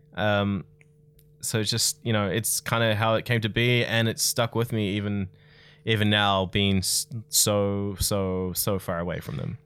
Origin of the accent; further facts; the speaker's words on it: Tauranga, Bay of Plenty, New Zealand; I grew up in Tauranga